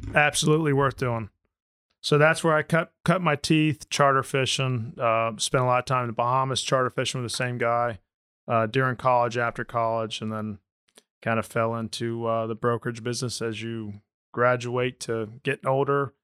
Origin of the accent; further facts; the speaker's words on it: Orlando, Florida, United States; I grew up in Orlando, and I'm a Florida Rays guy